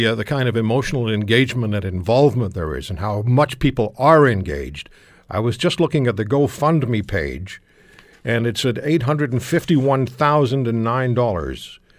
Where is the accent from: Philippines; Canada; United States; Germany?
Canada